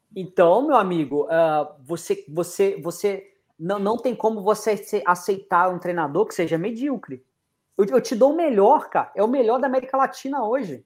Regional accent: Brazil; sou brasileiro

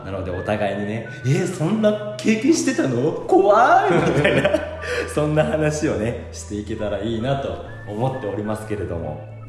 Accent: Aichi, Japan; now in Tokyo, Japan; 私が実家愛知県のお家でおばあちゃんと2人で

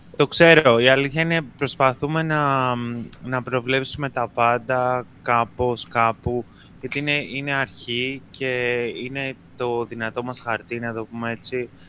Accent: Greece; Βέβαια είμαστε Έλληνες

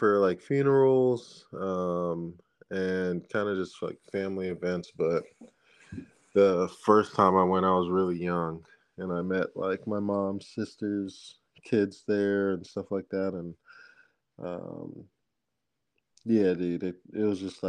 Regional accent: Michigan, United States; I was born here in Michigan.

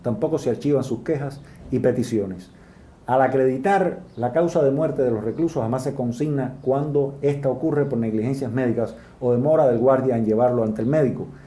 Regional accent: Cuba; las personas que nos oponemos al Partido Comunista de Cuba

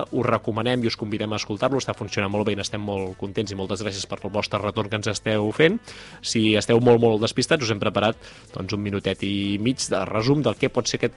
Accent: Catalonia, Spain; jo com a corredor català podia, podia aspirar

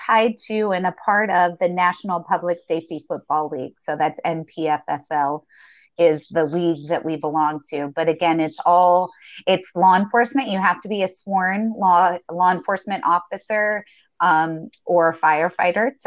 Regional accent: the South, United States; I grew up in the South.

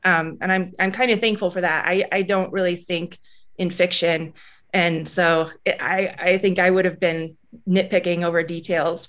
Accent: Alaska, United States; now in Missoula, United States; I grew up in Alaska, and Alaska's a pretty hard place to live

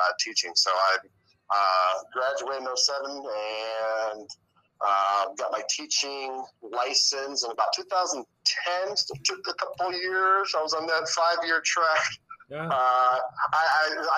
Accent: Fort Wayne, Indiana, United States; also born or lived in Dayton, Ohio; I graduated from Bishop Lewis in 2002. While at Lewis, I was a three-sport athlete, football, basketball, and baseball.

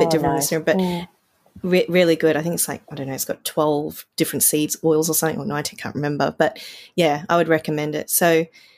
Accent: Australia; growing up in Australia

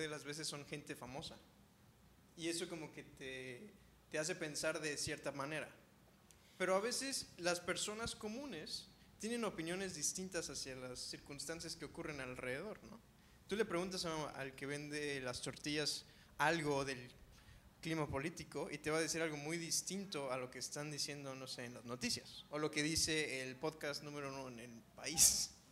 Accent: Ensenada, Baja California, Mexico; now in Cancún, Mexico; Yo soy de Ensenada, Baja California

